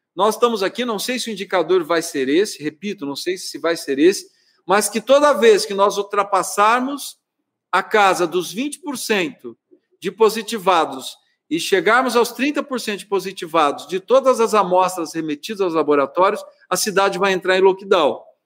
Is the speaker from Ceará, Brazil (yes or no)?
no; Araraquara, São Paulo, Brazil; eu não sou nascido em Araraquara, mas sou criado em Araraquara desde os seis anos de idade, sendo prefeito da cidade que me viu crescer